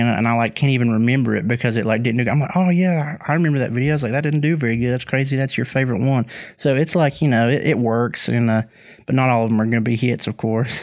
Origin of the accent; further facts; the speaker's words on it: West Virginia, United States; people that are from my home state